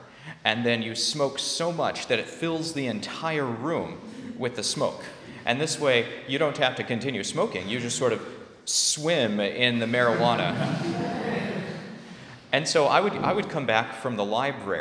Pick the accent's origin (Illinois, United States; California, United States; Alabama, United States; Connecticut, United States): California, United States; I'm from California